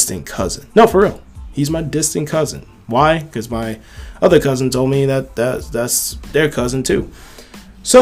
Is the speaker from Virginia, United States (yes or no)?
yes; Virginia, United States; coming from my hometown